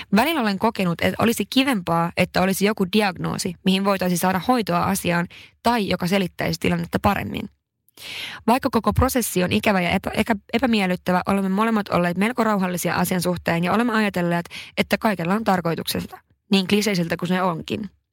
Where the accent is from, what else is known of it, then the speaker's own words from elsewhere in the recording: Haparanda, Norrbotten County, Sweden; moved away; oon pohjoisesta kotoisin Haaparannalta ja se on todella pieni paikka